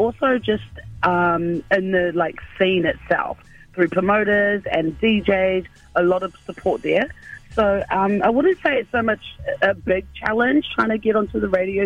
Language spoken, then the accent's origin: English; Auckland, New Zealand; I'm just an island girl born and raised in Auckland City, central Auckland